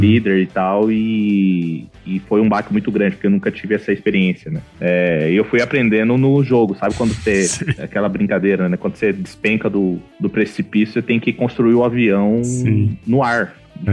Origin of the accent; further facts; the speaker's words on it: Campo Grande, Mato Grosso do Sul, Brazil; also born or lived in Porto Alegre, Brazil; Eu sou de Campo Grande, Mato Grosso do Sul